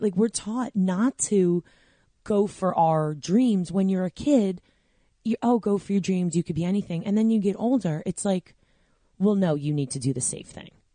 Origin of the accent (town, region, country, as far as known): Long Island, New York, United States; moved away as an adult; now in New Jersey, United States